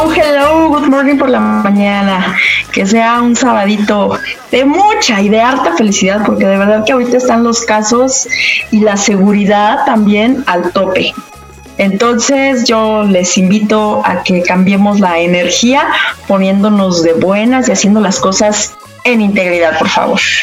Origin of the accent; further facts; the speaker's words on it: Mexico; como mexicanos